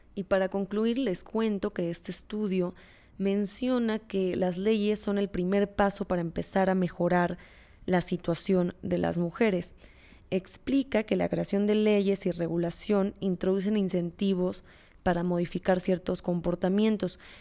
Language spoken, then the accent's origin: Spanish; Mexico